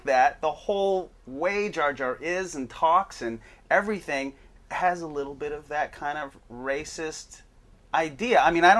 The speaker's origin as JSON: {"language": "English", "region": "Hawaii", "country": "United States", "moved": "yes", "said": "Now, I'm from Hawaii."}